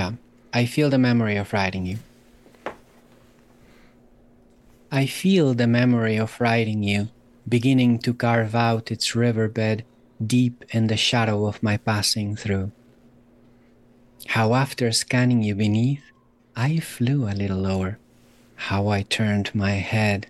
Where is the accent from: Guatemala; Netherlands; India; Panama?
Guatemala; also born or lived in Germany; now in Salem, United States; I was born in Germany. I grew up in Guatemala. I am now an American citizen